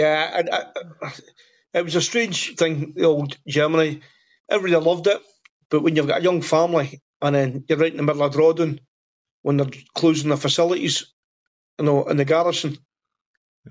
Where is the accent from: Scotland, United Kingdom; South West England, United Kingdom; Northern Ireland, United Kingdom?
Scotland, United Kingdom; Airdrie; moved away as an adult; I'm originally from Airdrie, and that's where I live back now, Airdrie in Scotland.